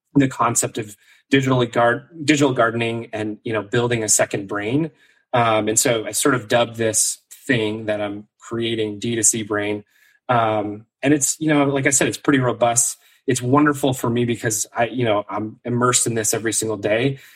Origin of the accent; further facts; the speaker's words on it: Maine, United States; moved away; also born or lived in New York City; I grew up in Maine originally